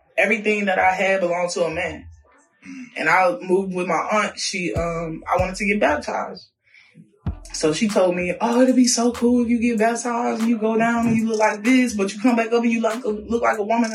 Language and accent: English; Louisiana, United States; moved away; also born or lived in Virginia; I'm from Louisiana originally. Moved to VA with my grandmother